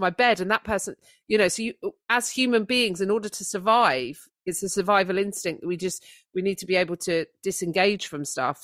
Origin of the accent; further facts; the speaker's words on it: United Kingdom; as British people